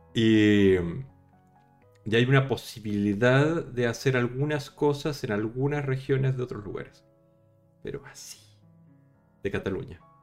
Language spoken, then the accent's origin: Spanish; Chile; accent: latino; now in Spain; Chile, en mi país